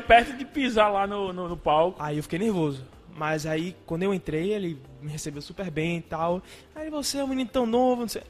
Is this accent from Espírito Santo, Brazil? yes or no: no; Recife, Pernambuco, Brazil; eu nasci né, em Recife moro em Recife